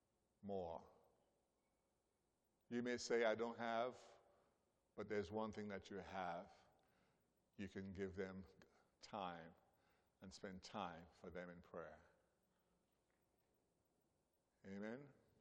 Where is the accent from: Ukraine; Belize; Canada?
Belize; born there; I was born in Belize, but I don't know much about Belize. I'm still learning about Belize.